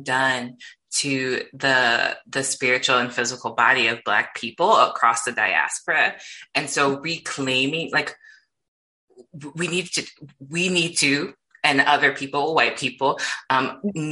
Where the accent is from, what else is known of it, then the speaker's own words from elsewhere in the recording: Midwest, United States; I grew up in the Midwest